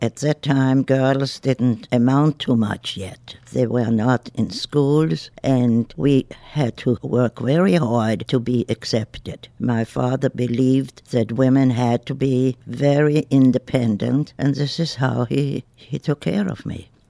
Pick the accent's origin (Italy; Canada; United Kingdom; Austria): Austria; Vienna; also born or lived in Argentina; now in Pittsburgh, United States; I was born in Vienna, Austria, in 1918, and I will be 93 in 10 days.